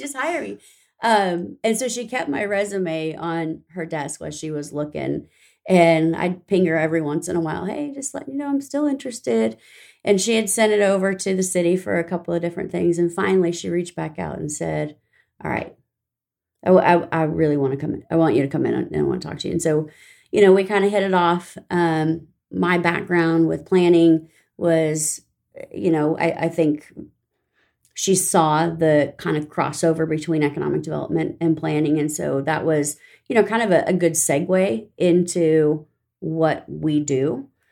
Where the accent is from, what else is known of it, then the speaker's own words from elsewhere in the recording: Riverside, California, United States; moved away as an adult; now in Tomball, United States; I grew up in Southern California.